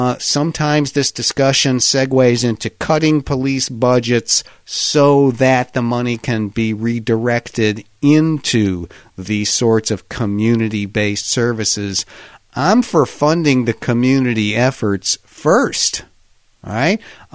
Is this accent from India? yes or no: no; Pittsburgh, Pennsylvania, United States; I can tell you in my hometown of Pittsburgh, these have all been discussed